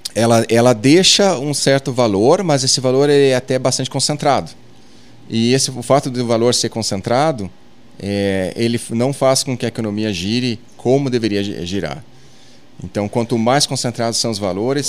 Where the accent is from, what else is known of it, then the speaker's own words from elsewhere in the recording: Arroio do Tigre, Rio Grande do Sul, Brazil; moved away; eu venho lá do Arroio do Tigre, Sobradinho